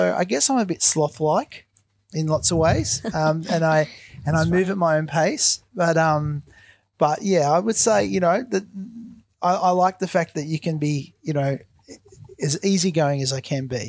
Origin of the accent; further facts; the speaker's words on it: Lismore, New South Wales, Australia; I grew up in northern New South Wales, which at the moment is really affected badly by the flood. So I grew up in Lismore until I was about 12, and then I moved just out of Lismore